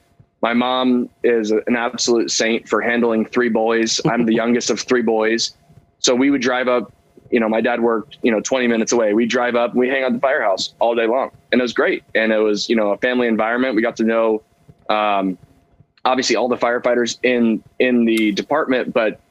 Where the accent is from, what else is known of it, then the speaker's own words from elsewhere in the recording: Central Valley, California, United States; I'm from the Central Valley about an hour and a half, 2 hours away.